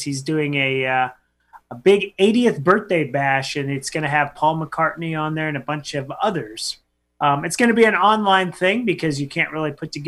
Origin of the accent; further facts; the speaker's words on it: Carson City, Nevada, United States; Carson City, Nevada. My hometown